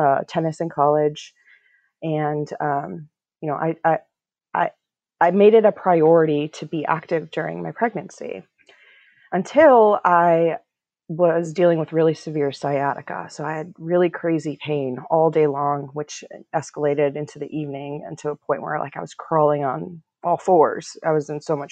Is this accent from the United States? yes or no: yes; Minnesota, United States; moved away as an adult; now in Washington, D.C., United States; I was born in DC, actually, but I grew up in Minnesota, and I'm a product of Iranian immigrants